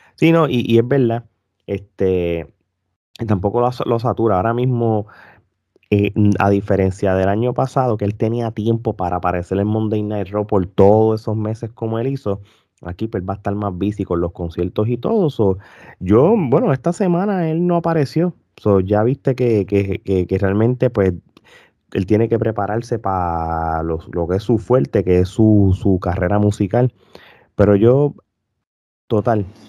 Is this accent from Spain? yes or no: no; Puerto Rico; nosotros como puertorriqueños